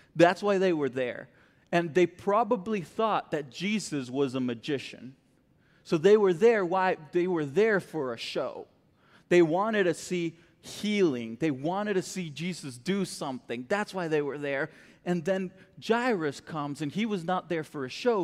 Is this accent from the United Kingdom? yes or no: no; Costa Rica; moved away as an adult; also born or lived in Florida; now in Texas, United States; I grew up in Costa Rica, born and raised there, um, all my life, really